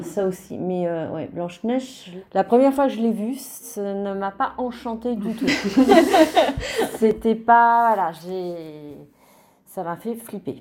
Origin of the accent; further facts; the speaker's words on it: Italy; quand j'étais petite en Italie